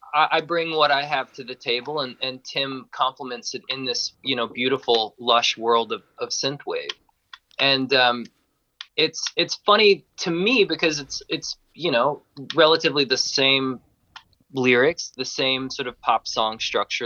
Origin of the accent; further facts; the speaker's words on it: Georgia, United States; I'm from Georgia in in the U.S.